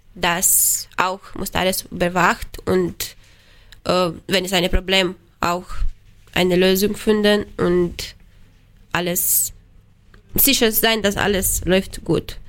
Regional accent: Romania; German is a second language; moved away as an adult; now in Germany; Ich komme aus Rumänien

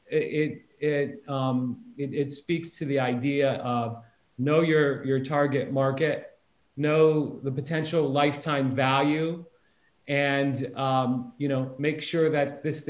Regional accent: near North Canton, Ohio, United States; I grew up down the street from the plant. I knew a lot of people that worked there in North Canton, Ohio, which is just right next to my hometown where all my family lived.

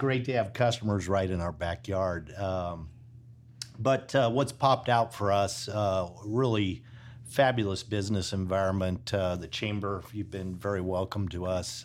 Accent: Illinois, United States; now in Texas, United States; a Midwesterner from Illinois

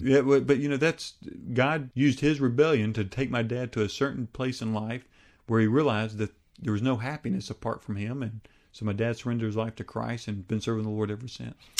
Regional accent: United States; my home country of the United States

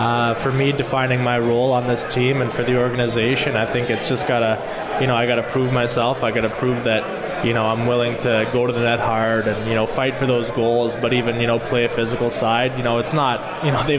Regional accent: Whitby, Ontario, Canada; moved away as an adult; also born or lived in Regina, Saskatchewan, Canada; now in Utica, United States; I was born there, but I grew up just outside of Toronto

